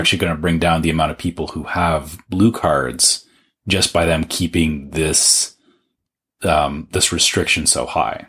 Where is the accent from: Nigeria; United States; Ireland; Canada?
Canada; as a Canadian